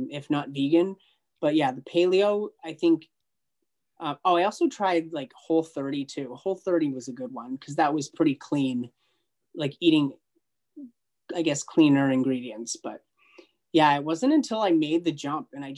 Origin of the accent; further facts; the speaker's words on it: United States; I'm from the United States